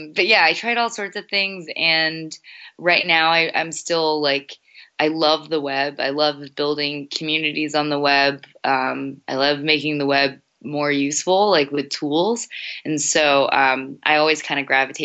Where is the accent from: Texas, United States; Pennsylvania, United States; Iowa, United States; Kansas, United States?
Texas, United States; Houston; now in Los Angeles, United States; I'm originally from Houston, Texas